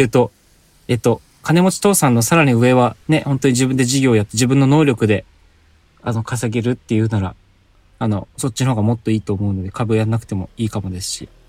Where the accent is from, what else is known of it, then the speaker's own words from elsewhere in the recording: Hokkaido, Japan; now in Aichi, Japan; 僕も北海道出身で